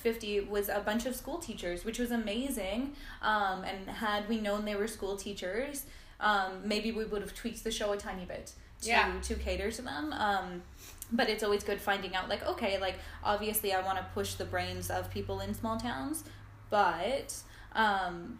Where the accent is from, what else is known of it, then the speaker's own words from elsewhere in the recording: Ladner, British Columbia, Canada; I grew up in Ladner, which is a small town